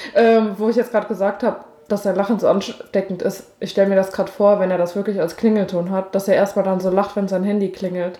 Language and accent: German; Germany; moved away; da, wo ich herkomme, aus dem Berzenwald